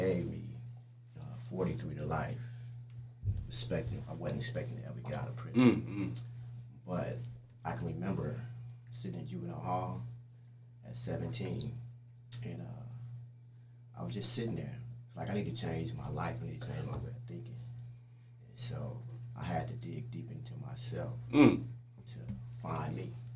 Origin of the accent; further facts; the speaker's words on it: Richmond, California, United States; from Richmond, California